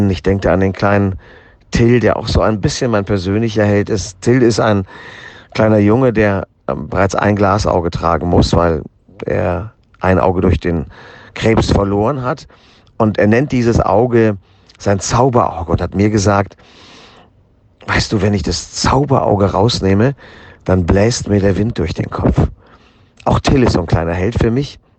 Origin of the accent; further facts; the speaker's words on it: Düsseldorf, North Rhine-Westphalia, Germany; born there; das ist für mich als gebürtigen Düsseldorfer eine ganz besondere Ehre.